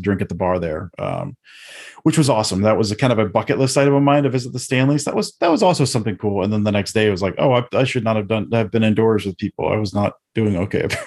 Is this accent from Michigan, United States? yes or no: yes; Detroit, Michigan, United States; I'm from the Detroit area